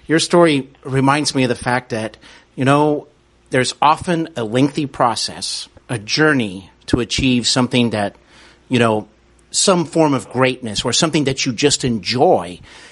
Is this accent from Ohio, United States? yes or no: yes; Cincinnati, Ohio, United States; also born or lived in Los Angeles; I'm broadcasting from my hometown city of Cincinnati, Ohio